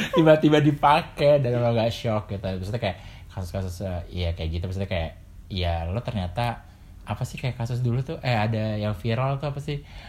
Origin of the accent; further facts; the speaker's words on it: Jakarta, Indonesia; gue besar dan tinggal di Jakarta walaupun pernah di luar kota